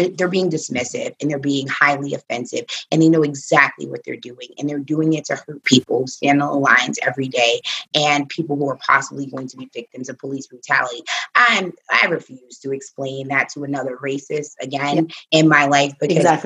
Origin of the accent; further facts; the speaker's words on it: New York City, New York, United States; I was raised with a million Puerto Ricans. Like, I'm from the Bronx.